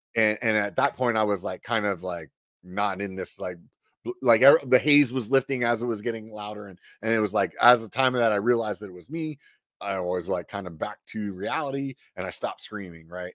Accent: Pennsylvania, United States; also born or lived in Southern California; now in California, United States; I grew up in Pennsylvania

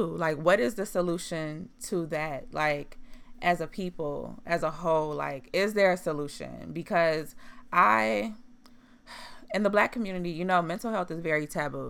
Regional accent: Chicago, Illinois, United States; moved away; I'm from Chicago

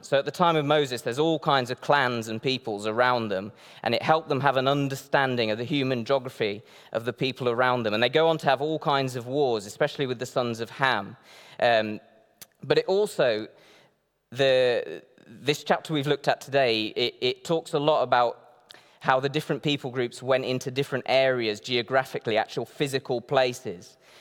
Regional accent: Northeast Brazil, Brazil; moved away; I grew up in Brazil, um, in the northeast of Brazil

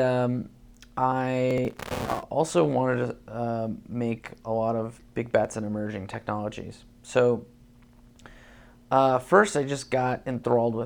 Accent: Boulder, Colorado, United States; born or raised there; also born or lived in Uzbekistan

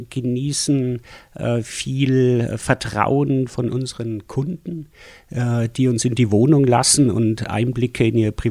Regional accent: Schwangau, Bavaria, Germany; also born or lived in Schwelm; Ich komme eigentlich aus Schwelm, aus dem Ruhrgebiet auch. Und äh, 69 sind wir nach Schwangau gezogen und dann, äh, glaube drei Jahre 70 in die Opferau gezogen.

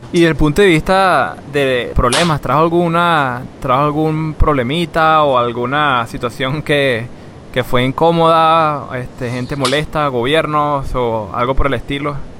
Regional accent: Venezuela; crecí viendo Isla, el Chihuire

